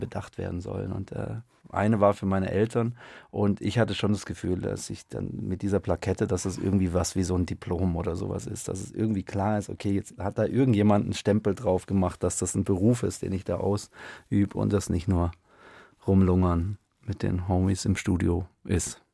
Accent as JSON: {"language": "German", "town": "Stuttgart", "region": "Baden-Württemberg", "country": "Germany", "tie": "born or raised there", "said": "ich bin in Stuttgart aufgewachsen"}